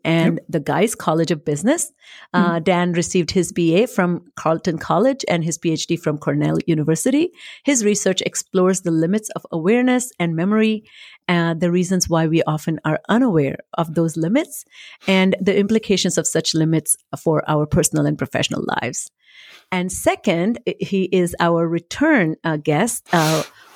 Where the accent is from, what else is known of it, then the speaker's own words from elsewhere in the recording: India; moved away as an adult; now in United States; I came from India, never had seen a Christmas tree